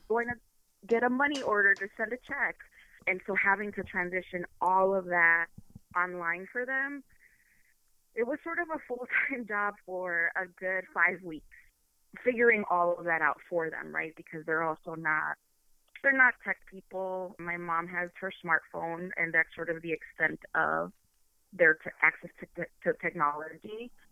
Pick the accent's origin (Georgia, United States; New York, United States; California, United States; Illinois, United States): Illinois, United States; Chicago; moved away as an adult; now in Ann Arbor, United States; I am from Chicago, born and raised